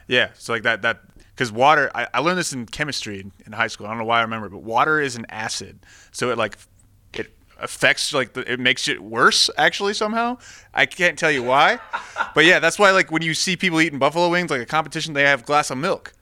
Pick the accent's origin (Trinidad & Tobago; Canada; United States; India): United States; Colorado; also born or lived in College Station, Texas; now in El Paso, United States; I'm from Colorado.